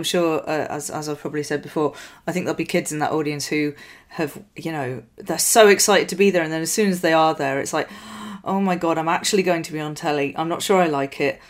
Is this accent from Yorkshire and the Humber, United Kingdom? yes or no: yes; Yorkshire and the Humber, United Kingdom; I grew up in West Yorkshire in the 80s